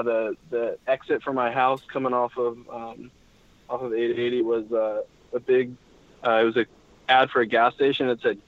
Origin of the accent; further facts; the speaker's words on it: Oakland, California, United States; I hope the A's come through with the new stadium. That would really be special to see happen in my hometown